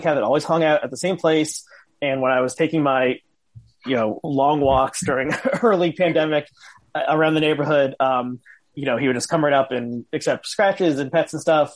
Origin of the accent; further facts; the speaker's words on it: New Jersey, United States; I grew up in New Jersey